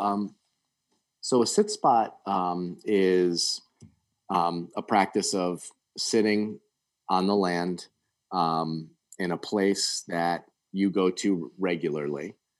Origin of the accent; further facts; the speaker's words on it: Connecticut, United States; moved away as an adult; also born or lived in the Carolinas / Smoky Mountains; growing up in Connecticut